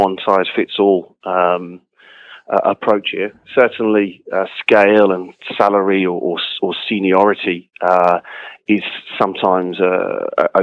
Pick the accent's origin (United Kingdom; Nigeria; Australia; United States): United Kingdom; West Country, South West England; I grew up in the West Country in England